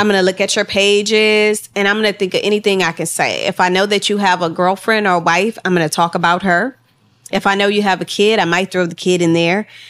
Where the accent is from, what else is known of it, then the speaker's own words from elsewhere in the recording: Houston, Texas, United States; also born or lived in Los Angeles; we was both from Texas. She was from Austin. I was, I'm from Houston